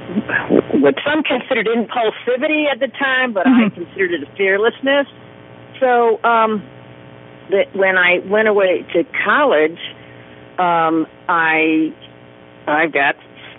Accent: Chicago, Illinois, United States; moved away as an adult; now in New Orleans, United States; I grew up in South Chicago in the steel mills

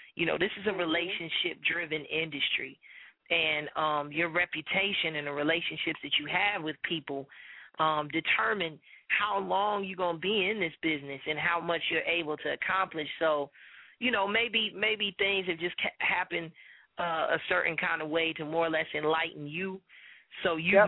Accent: Chicago, Illinois, United States; moved away; my hometown in Chicago

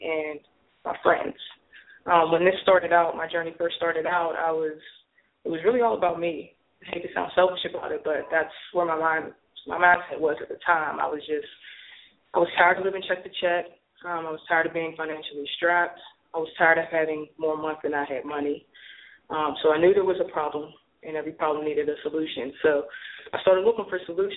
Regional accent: Pittsburgh, Pennsylvania, United States; moved away as an adult; now in Atlanta, United States; I'm originally from Pittsburgh, moved to Atlanta in 06.

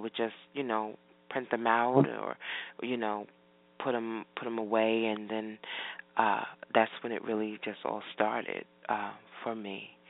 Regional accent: New Jersey, United States; So that's pretty much my childhood growing up in Jersey.

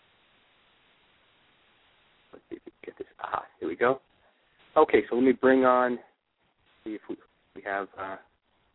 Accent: Coral Springs, Florida, United States; here in Coral Springs, in my hometown

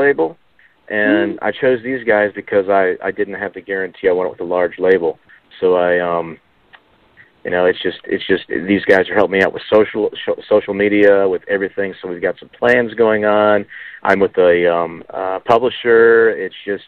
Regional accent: Richmond, Virginia, United States; I'm in my near my hometown of Richmond, Virginia

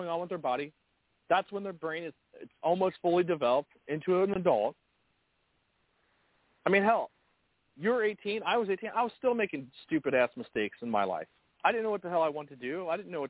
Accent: United States; I was born and raised in America. That means I am native to this country

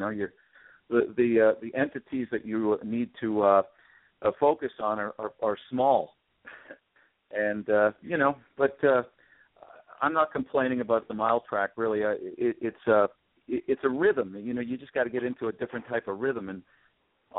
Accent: Toronto, Ontario, Canada; I grew up in Toronto

